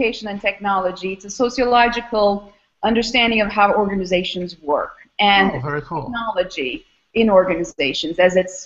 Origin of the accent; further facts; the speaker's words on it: Istanbul, Turkey; moved away as an adult; also born or lived in Austin, Texas / Albany, New York; now in Philadelphia, United States; I am originally from Istanbul, Turkey.